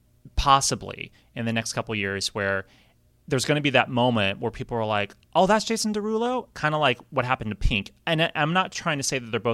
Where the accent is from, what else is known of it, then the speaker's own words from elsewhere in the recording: California, United States; I'm from California